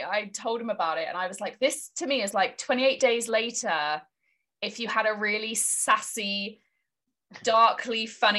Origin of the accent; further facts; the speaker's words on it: United Kingdom; Yeah, and being British, we don't really get seasons, do we?